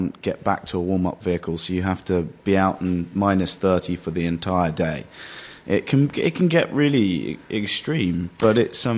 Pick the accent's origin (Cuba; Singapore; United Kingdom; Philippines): United Kingdom; London; also born or lived in Worcestershire; I grew up in London for 11 years and then a place called Worcestershire for the next, until I was 18, and then came back to London. So I consider myself a London boy.